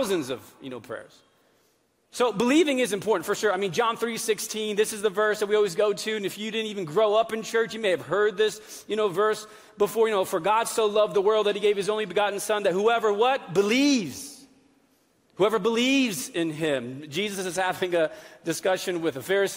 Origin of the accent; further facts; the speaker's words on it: New England, United States; moved away; I grew up in New England